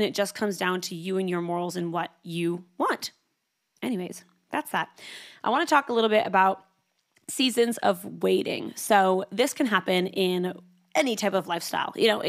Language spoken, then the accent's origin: English; Canada; now in Sydney, Australia; I moved from Canada to Sydney, Australia.